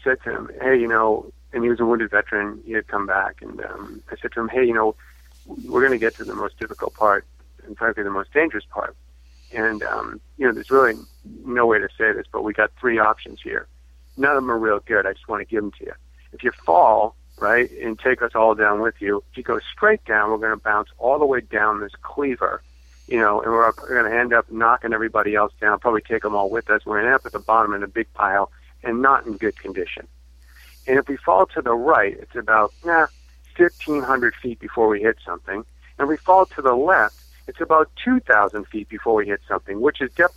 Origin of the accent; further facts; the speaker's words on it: Massachusetts, United States; moved away as an adult; also born or lived in Arizona; I'm from Massachusetts, so I moved to Arizona in 2000 to pursue a master's degree